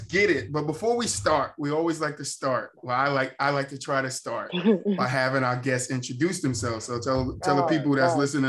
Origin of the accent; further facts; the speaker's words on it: Jersey City, New Jersey, United States; the time that we grew up here in Jersey City.